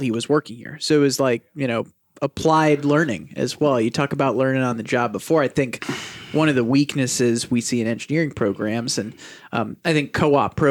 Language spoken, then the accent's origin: English; St. Louis, Missouri, United States; now in Milwaukee, United States; I'm a St. Louis guy.